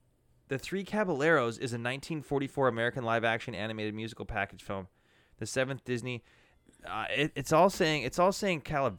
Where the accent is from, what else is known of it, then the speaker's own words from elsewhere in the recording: Canada; for us being Canadian